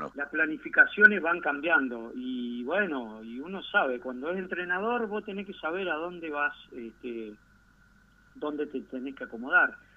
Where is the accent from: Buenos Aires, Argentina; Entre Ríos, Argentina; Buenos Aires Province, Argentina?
Entre Ríos, Argentina; Gualeguaychú; Estoy en Gualeguaychú, mi ciudad natal